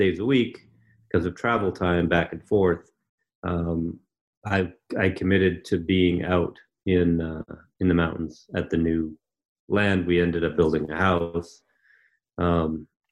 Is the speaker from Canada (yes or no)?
yes; Canada; also born or lived in Ontario; so I'm from Canada